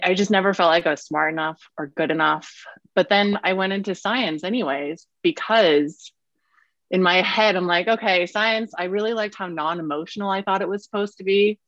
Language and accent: English; San Francisco, California, United States; moved away as an adult; also born or lived in Brooklyn; now in Denver, United States; born and raised in San Francisco